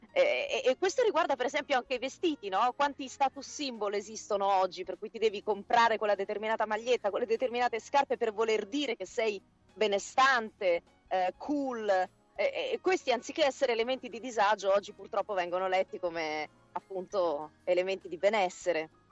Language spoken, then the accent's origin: Italian; Rome, Lazio, Italy; moved away as an adult; sono romana, sì sì, nata e vissuta a Roma per 25, eh, sono andata via nel 2010